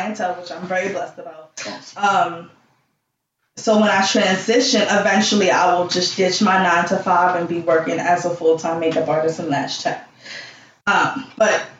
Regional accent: New York City, New York, United States; also born or lived in Albany, New York; I was born in Albany, New York, with the cows and the chickens, but I was raised in Flatbush.

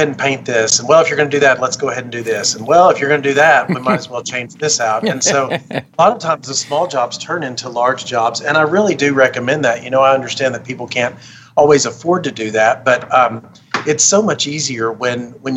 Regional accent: Arkansas, United States; now in Las Vegas, United States; I grew up in Arkansas

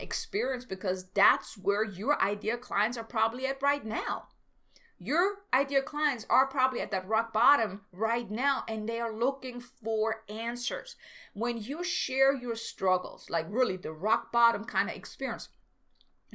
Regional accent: Germany; moved away as an adult; I'm from Germany. I came here

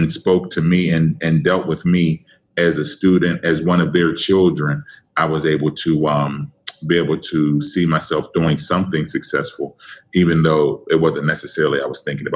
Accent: Pittsburgh, Pennsylvania, United States; born and raised in Pittsburgh, PA, go Steelers. Actually, section of Pittsburgh called Wilkinsburg, East End.

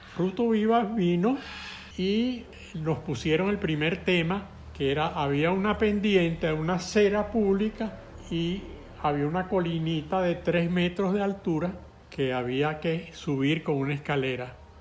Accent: Caracas, Capital District, Venezuela; Yo soy un caraqueño que conoce las playas cercanas a Caracas

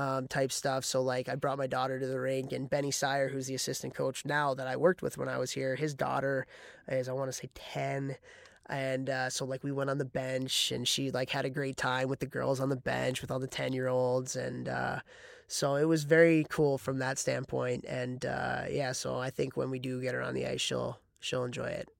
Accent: Chicago, Illinois, United States; moved away as an adult; now in Ithaca, United States; I'm from Chicago

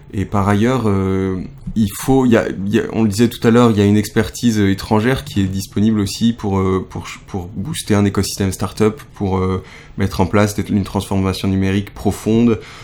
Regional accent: France; moved away as an adult; now in Japan; je suis français

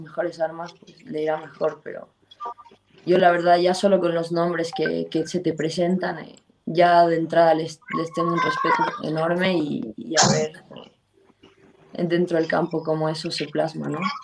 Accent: Bolivia; moved away as an adult; also born or lived in Santa Cruz, Bolivia / United States; yo salí de Bolivia siendo una medio centro

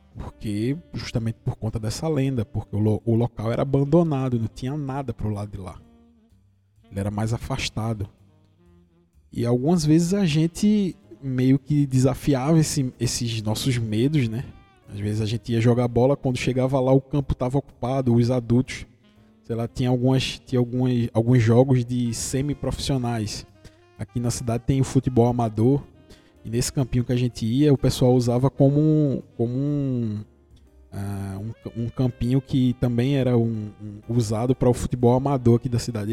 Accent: interior of Pernambuco, Brazil; eu sou do interior de Pernambuco, pelo sotaque você deve ter percebido

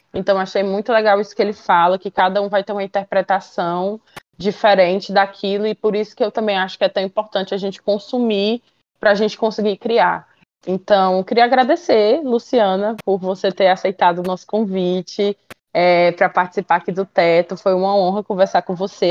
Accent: Ceará, Brazil; eu, que sou do Nordeste, daqui do Ceará

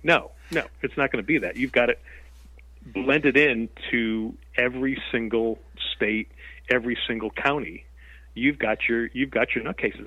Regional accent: Connecticut, United States; moved away as an adult; also born or lived in Nevada; I was born and raised in Connecticut

